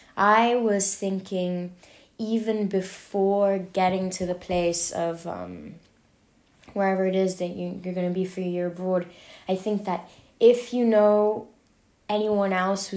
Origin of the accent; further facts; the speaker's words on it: London, United Kingdom; moved away as an adult; now in Paris, France; I grew up in London.